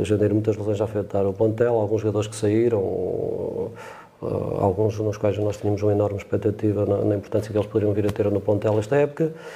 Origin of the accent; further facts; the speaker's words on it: Jales, Norte, Portugal; aquele mais próximo da minha terra, que eu sou de um canal da ali de Jales